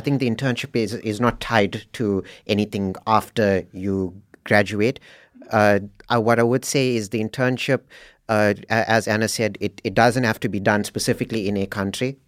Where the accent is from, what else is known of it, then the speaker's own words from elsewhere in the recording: South Africa; moved away as an adult; now in Norway; I'm from South Africa